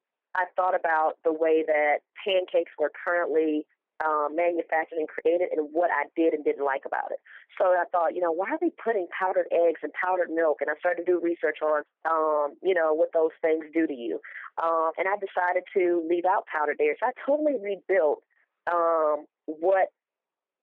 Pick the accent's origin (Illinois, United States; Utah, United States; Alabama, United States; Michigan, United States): Alabama, United States; Mobile; I'm originally from Mobile, Alabama, a small city, but a place where food plays a big part